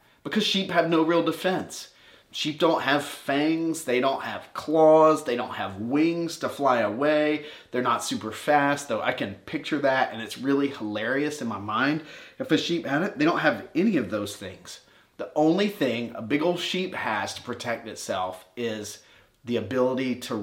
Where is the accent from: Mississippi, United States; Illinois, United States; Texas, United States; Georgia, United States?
Georgia, United States; Warner Robins; I grew up in Warner Robins, Georgia